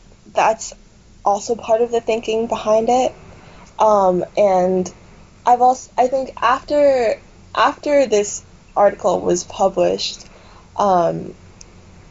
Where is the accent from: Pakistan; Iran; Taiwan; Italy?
Taiwan; I was born and raised in Taiwan, like, I get it, my family is entirely Taiwanese